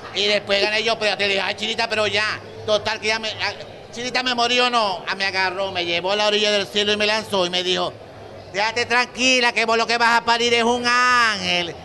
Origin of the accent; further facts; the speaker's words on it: Maracaibo, Zulia, Venezuela; yo nací en Santa Lucía